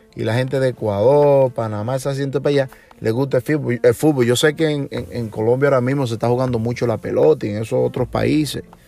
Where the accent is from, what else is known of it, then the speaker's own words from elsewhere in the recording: Montellano, Puerto Plata, Dominican Republic; moved away; nací en República Dominicana, en Montellano, Puerto Plata, en la zona norte, donde desde mi niñez estuve